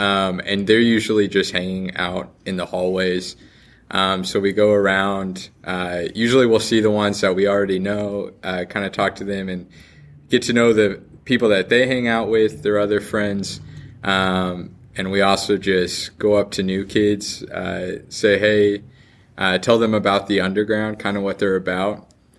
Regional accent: Wichita, Kansas, United States; I grew up here in Wichita at Seas.

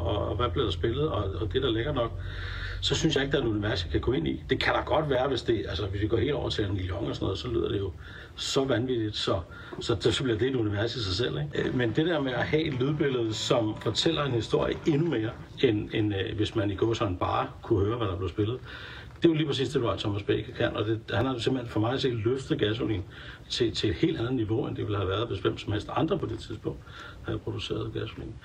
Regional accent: Denmark

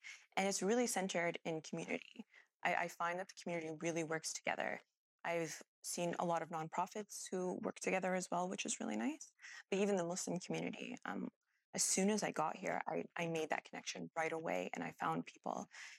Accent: Calgary, Alberta, Canada; now in Edmonton, Canada; growing up in Calgary, I feel like Edmonton has a bad rap, but once I moved here

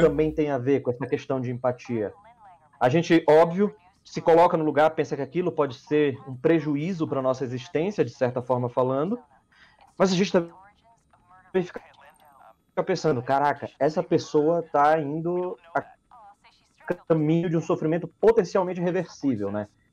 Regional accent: Belém, Pará, Brazil; now in São Paulo, Brazil; eu sou de Belém do Pará. Mais de 3 mil quilômetros daqui de São Paulo

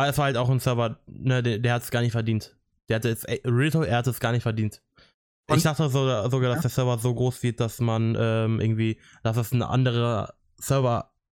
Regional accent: Italy; Und ich fand es auf jeden Fall nice als Italiener und als Italien-Fan, in Anführungszeichen, äh, dass Italien 3-0 gewonnen hat.

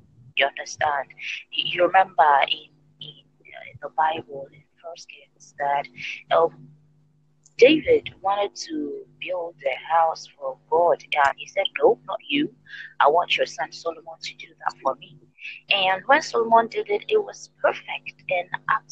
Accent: Ghana; from Ghana, and I teach

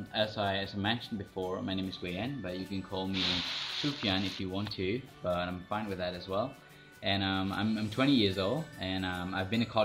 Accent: Yangon, Yangon Region, Myanmar; um, I'm, I'm from Yangon, but I've been to Indonesia for five months

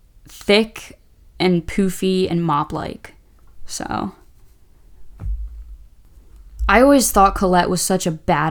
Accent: Maryland, United States

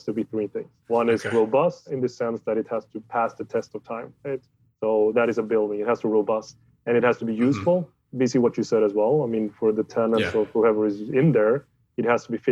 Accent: Sweden; I'm from Sweden

